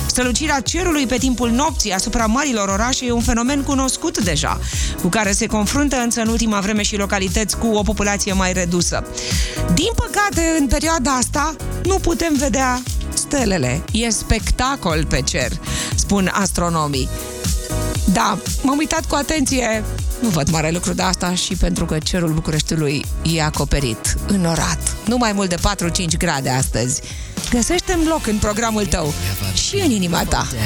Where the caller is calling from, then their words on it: Constanța, Constanța County, Romania; din Constanța.